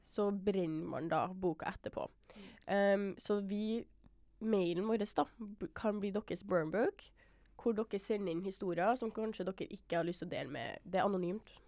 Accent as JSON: {"language": "Norwegian", "town": "Trondheim", "region": "Trøndelag", "country": "Norway", "tie": "born or raised there", "moved": "as an adult", "lives_now": "Oslo, Norway", "said": "meg og Idun er født og oppvokst i Trondheim"}